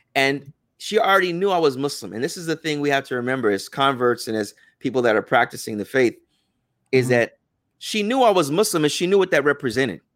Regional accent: United States; also born or lived in Medina

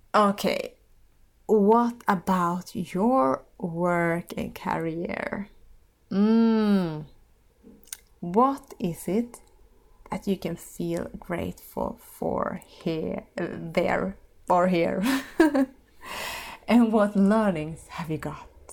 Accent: Finland; in my own country, my home country, Finland.

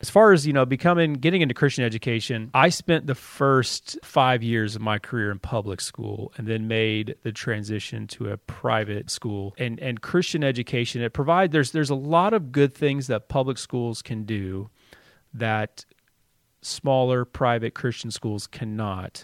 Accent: Dallas, Texas, United States; moved away as an adult; also born or lived in Mississippi; now in Columbus, Indiana, United States; I'm from Texas

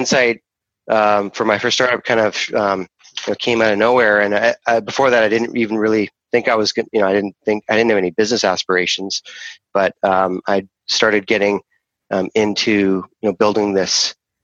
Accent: Canada; also born or lived in Rome, Italy / Vancouver, Canada; I'm a Canadian, so I live in Vancouver, and my family actually immigrated from Europe. I was actually born in Europe. I was born in Rome, and we came here as an immigrant family

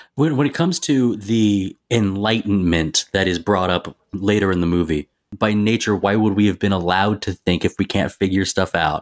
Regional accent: Tennessee, United States; moved away; I'm from Tennessee

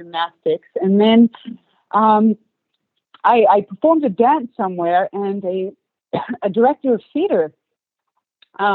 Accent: Australia; first language English; moved away as an adult; also born or lived in Istanbul, Turkey / London, United Kingdom; now in Los Angeles, United States; I was born and raised in Australia, but I have Turkish family

